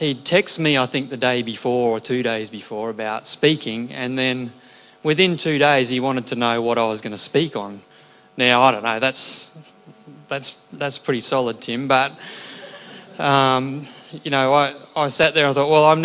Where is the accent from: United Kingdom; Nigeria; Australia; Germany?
Australia; Redcliffe, Queensland; I grew up in Clontarf Baptist Church when it was a little fibro hall as a child